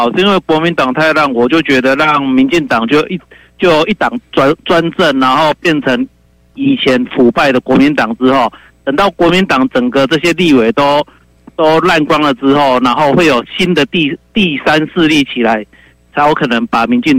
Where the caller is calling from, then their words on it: Miaoli County, Taiwan; 你好，你好，